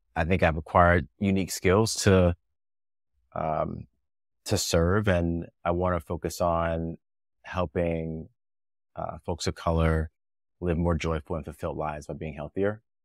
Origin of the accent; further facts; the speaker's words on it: New Jersey, United States; moved away as an adult; also born or lived in New York / Bay Area; I grew up in New Jersey